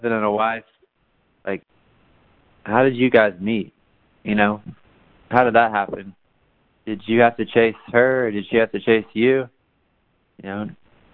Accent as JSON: {"language": "English", "town": "Tyler", "region": "Texas", "country": "United States", "tie": "born or raised there", "said": "I was born in Tyler, Texas."}